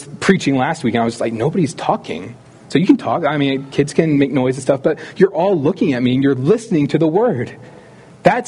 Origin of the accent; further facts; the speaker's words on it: Philadelphia, Pennsylvania, United States; I grew up in the Philly area